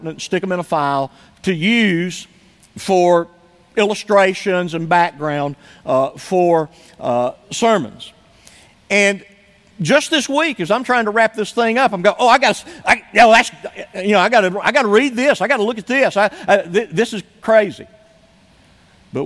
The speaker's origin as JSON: {"language": "English", "country": "United States", "said": "as an American"}